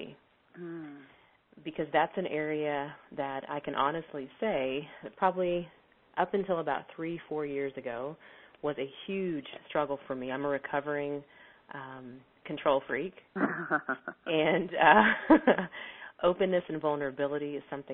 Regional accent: Texas, United States; I'm from Texas.

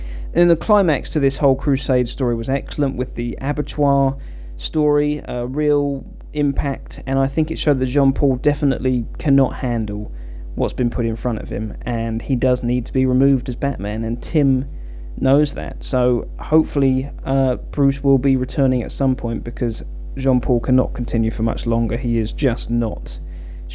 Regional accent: England, United Kingdom; my home country of England

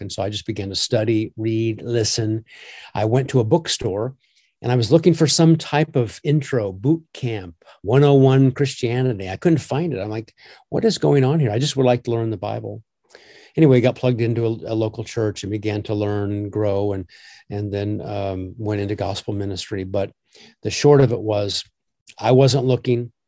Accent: Omaha, Nebraska, United States; I grew up in Omaha

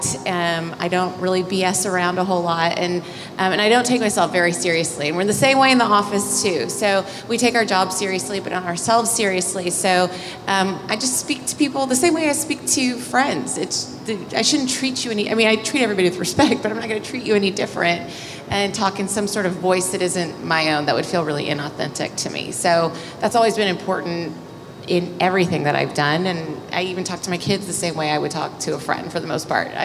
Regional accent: Austin, Texas, United States; moved away as an adult; also born or lived in Los Angeles; I'm from Austin originally, but knew I wanted to leave Austin as fast as I could

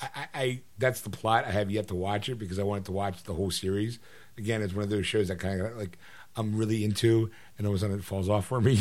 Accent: United States; I'm American

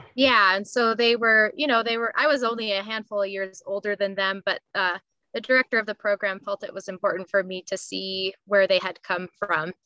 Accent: Big Sky, Montana, United States; I grew up in a little resort town in Montana

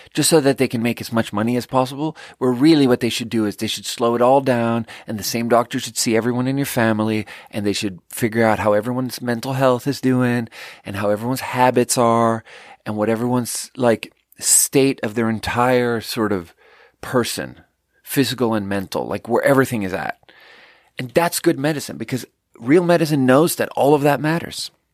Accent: Sweden; moved away; I'm from Sweden

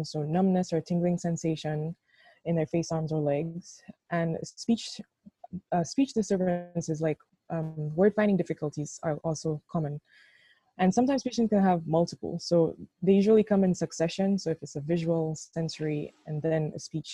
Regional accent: St. Lucia; moved away as an adult; also born or lived in Jamaica; now in Rochester, United States; I'm from St. Lucia

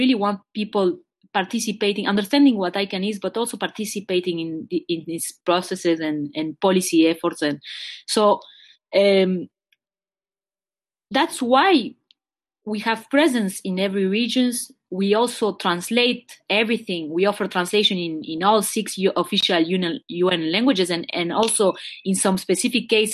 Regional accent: Montreal, Quebec, Canada; I was born in Montreal, Quebec, which is a French-Canadian province, and my parents are Uruguayan

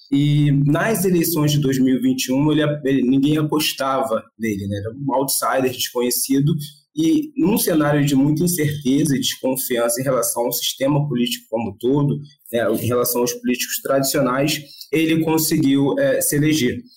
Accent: Rio de Janeiro, Brazil; eu sou do Rio mesmo.

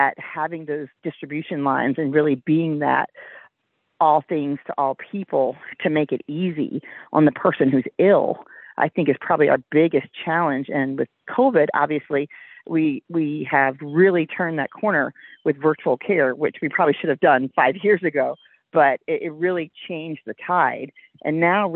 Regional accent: Richmond, Virginia, United States; I volunteered to be an EMT on the rescue squad in my hometown of Richmond, Virginia

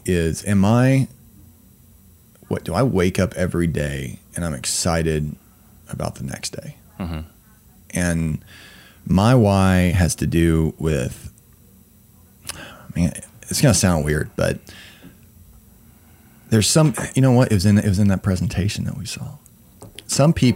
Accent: Weatherford, Oklahoma, United States; now in Oklahoma City, United States; I grew up in Oklahoma, and it's the Bible Belt

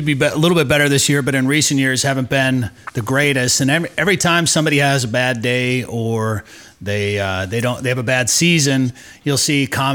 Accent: Wisconsin, United States; now in Minnesota, United States; I grew up rifle hunting in Wisconsin during that Thanksgiving 9-day season.

